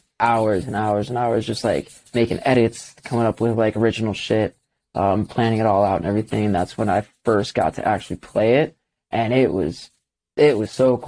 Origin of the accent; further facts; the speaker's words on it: Brighton, Michigan, United States; moved away; I was born in Brighton, Michigan